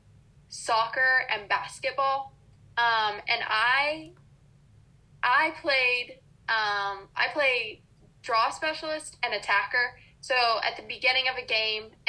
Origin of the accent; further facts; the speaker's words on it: Austin, Texas, United States; moved away as an adult; now in Maryland, United States; growing up in the South in Texas